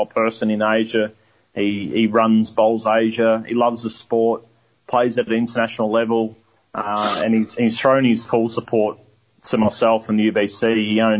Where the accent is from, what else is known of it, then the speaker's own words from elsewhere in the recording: Melbourne, Victoria, Australia; I was brought up in Melbourne